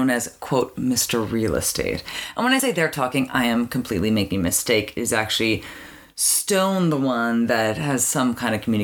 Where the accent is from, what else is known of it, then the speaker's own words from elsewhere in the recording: Canada; growing up in Canada